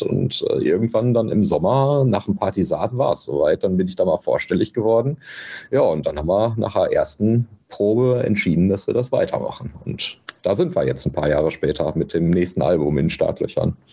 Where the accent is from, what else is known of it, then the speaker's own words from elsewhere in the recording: Bochum, North Rhine-Westphalia, Germany; Ich komme ja aus Bochum